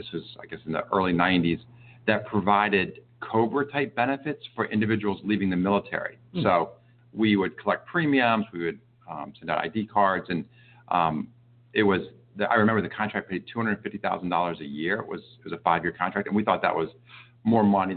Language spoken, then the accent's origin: English; Darnestown, Maryland, United States; growing up in Darnstown, during the summers, I worked for Mr. Kelly